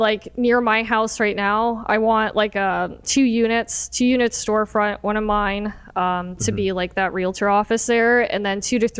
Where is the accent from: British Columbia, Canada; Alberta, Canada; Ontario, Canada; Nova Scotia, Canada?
Ontario, Canada; Windsor; Born and raised in Windsor.